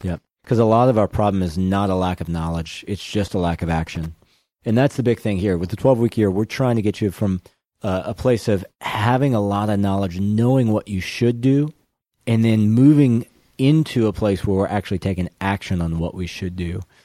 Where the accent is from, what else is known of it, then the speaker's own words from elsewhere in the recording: Baton Rouge, Louisiana, United States; now in Dallas, United States; I'm from Baton Rouge